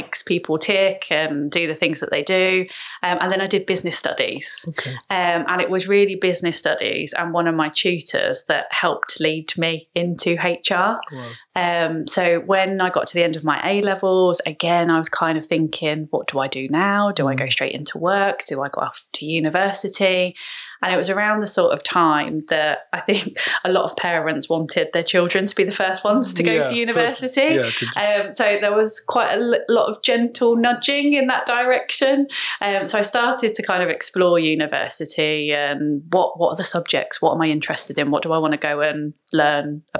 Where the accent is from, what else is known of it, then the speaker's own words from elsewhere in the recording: Letchworth, East of England, United Kingdom; moved away as an adult; also born or lived in Leicester; I grew up in Hertfordshire. So I was born in Letchworth.